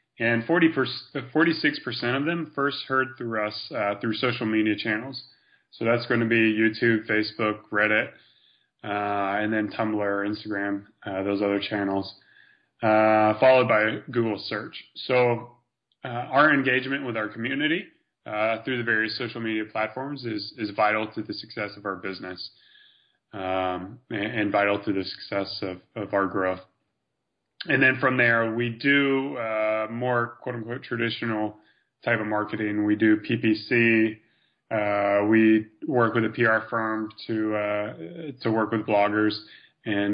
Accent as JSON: {"language": "English", "country": "United States", "said": "as an American"}